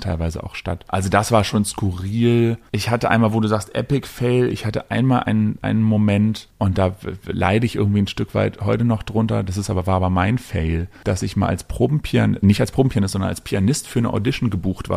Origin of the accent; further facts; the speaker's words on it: Berlin, Germany; ich bin ja Berliner und hier groß geworden